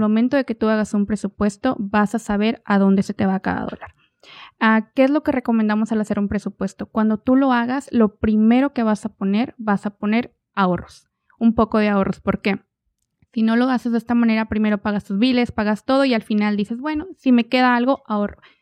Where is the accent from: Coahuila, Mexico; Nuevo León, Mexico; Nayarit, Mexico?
Coahuila, Mexico; Ramos Arizpe; moved away as an adult; also born or lived in Guanajuato, Mexico; now in Oklahoma, United States; Soy originaria de Guanajuato, eh, pero desde muy chiquita mis papás se movieron para Coahuila. Entonces yo crecí en Coahuila, de una ciudad pequeña, Ramos Arizpe